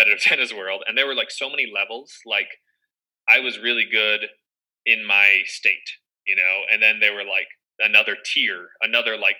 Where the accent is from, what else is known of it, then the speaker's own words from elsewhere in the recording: Michigan, United States; growing up in Michigan